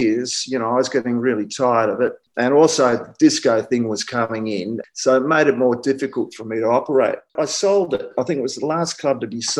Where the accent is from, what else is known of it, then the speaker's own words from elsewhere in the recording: Melbourne, Victoria, Australia; I'm from Melbourne